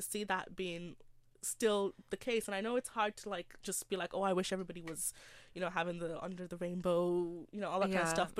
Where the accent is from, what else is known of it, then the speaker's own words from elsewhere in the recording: Nigeria; I love my culture. I love being Nigerian.